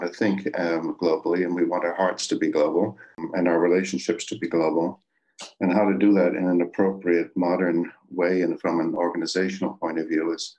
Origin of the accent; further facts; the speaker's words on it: Glencraig, Northern Ireland, United Kingdom; And where I did land was in Camp Hill, Glencraig, outside of Belfast, Northern Ireland.